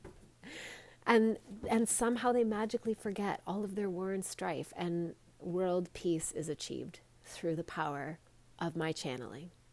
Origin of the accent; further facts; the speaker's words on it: Canada; I'm Canadian